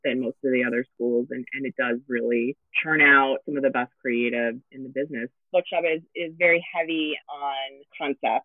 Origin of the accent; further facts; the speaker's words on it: Los Angeles, California, United States; I'm born and raised in Los Angeles